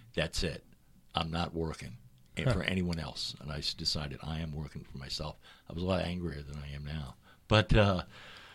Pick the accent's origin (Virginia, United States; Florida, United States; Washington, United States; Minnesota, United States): Florida, United States; Miami; moved away as an adult; also born or lived in St. Louis, Missouri / New York; I moved to Miami. I was raised in Miami, Florida.